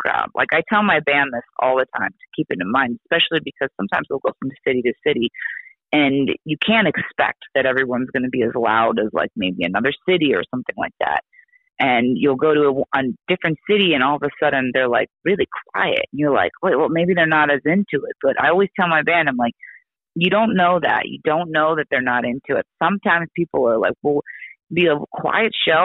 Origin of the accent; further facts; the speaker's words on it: Oregon, United States; I'm from Oregon